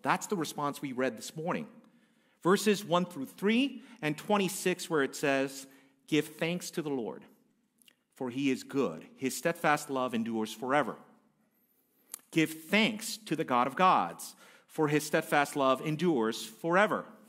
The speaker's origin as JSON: {"language": "English", "country": "United States", "said": "I'm Korean American by my background"}